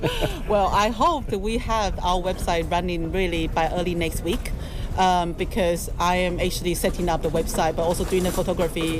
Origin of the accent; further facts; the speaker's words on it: Taiwan; moved away as an adult; also born or lived in London; now in United Kingdom; I'm from Taiwan. I grew up in a seafood restaurant, but when I came to London, um, well, I first came to London, um, I was 20 years old